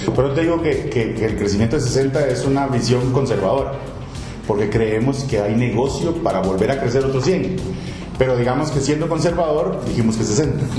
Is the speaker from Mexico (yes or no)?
no; Costa Rica; also born or lived in Spain; uno deja de pensar como costarricense